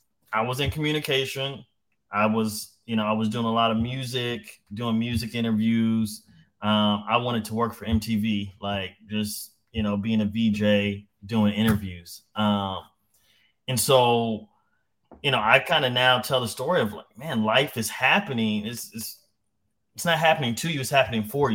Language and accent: English; San Diego, California, United States; my hometown of San Diego